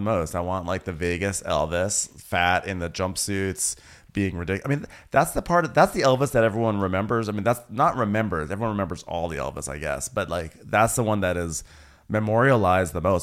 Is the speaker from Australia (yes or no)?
yes; Australia; I'm an Australian girl